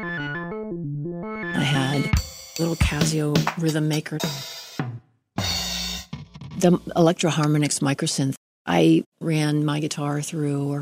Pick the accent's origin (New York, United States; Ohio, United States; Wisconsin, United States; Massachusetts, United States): Massachusetts, United States; Springfield; moved away as an adult; also born or lived in Harrisburg, Pennsylvania; now in Lancaster, Pennsylvania, United States; I grew up in Springfield, Massachusetts